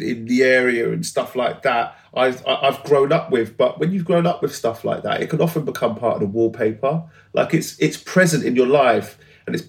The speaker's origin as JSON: {"language": "English", "region": "London", "country": "United Kingdom", "tie": "born or raised there", "said": "I grew up in West London."}